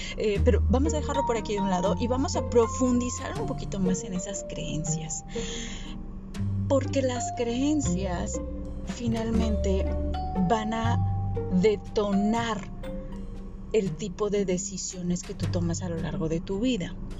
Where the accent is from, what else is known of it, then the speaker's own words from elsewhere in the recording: Sinaloa, Mexico; yo crecí en Sinaloa